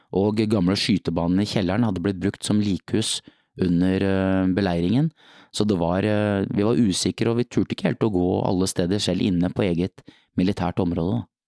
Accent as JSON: {"language": "Norwegian", "town": "Nøtterøy", "region": "Vestfold", "country": "Norway", "tie": "born or raised there", "said": "i annen Nøtterøy speidergruppen på Nøtterøy der jeg vokste opp"}